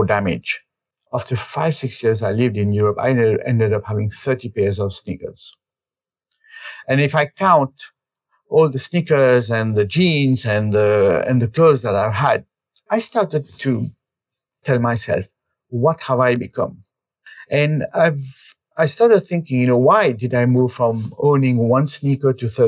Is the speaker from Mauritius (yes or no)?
yes; Mauritius; moved away as an adult; also born or lived in India; I was born and brought up in Mauritius in the 1971. So I lived there. I did my education all the time in Mauritius